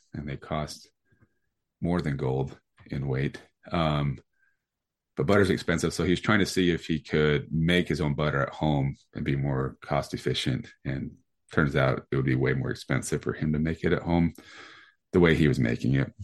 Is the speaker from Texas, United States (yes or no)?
no; Sandy, Utah, United States; I grew up over in Sandy, and where the Reams is on Highland Drive in Sandy